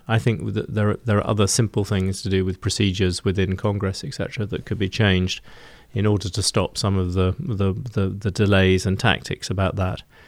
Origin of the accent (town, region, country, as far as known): United Kingdom; accent: British